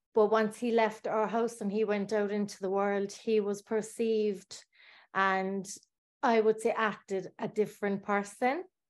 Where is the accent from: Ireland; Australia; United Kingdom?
Ireland; Bandon, Munster; I was born in Ireland in Bandon in Cork, a small town. And I grew up in a council estate